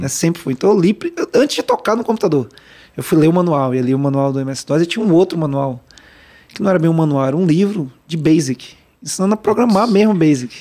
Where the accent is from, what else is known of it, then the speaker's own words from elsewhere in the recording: Salvador, Bahia, Brazil; moved away as an adult; also born or lived in Rio de Janeiro / São Paulo; eu nasci no Rio, fui criado em Salvador